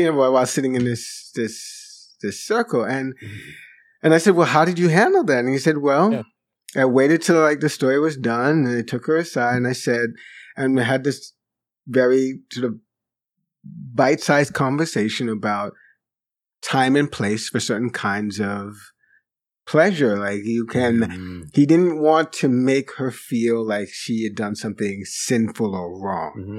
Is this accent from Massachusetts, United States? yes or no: no; New York, United States; also born or lived in Jamaica; the school I first attended when I came to New York from Jamaica, Regent School, which I think may still exist in the, in, in, in the Bronx, not too far from mm-hmm. the house where I grew up